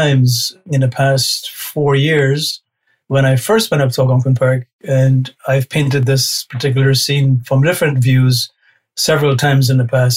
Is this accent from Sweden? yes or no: no; Guyana; moved away as an adult; now in Canada; I was born there in 1956 and lived there until I was 18. And then I came to Canada